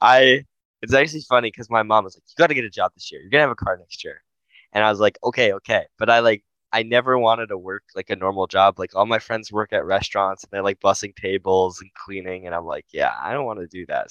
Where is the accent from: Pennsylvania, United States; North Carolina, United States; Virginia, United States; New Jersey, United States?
New Jersey, United States; I'm from New Jersey